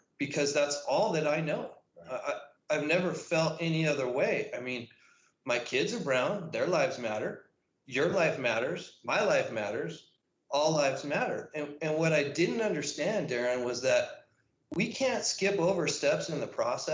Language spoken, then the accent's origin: English; National City, California, United States; also born or lived in Chula Vista; I'm from National City. Was born there at Paradise Valley Hospital. Went to grade school, middle school, and high school there